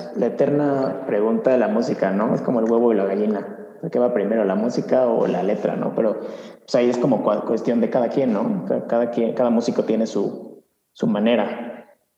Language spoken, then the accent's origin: Spanish; Mexico; siendo mexicano, músico mexicano